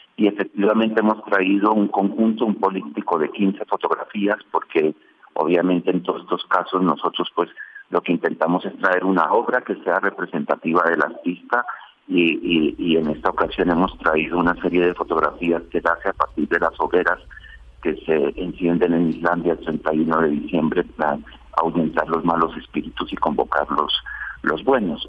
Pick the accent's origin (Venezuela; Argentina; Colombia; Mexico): Colombia; moved away as an adult; now in Spain